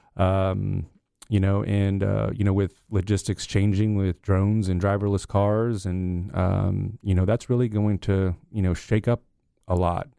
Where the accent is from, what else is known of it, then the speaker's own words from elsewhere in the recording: Loudoun County, Northern Virginia, United States; moved away; I grew up on two hundred eighty acres in Loudoun County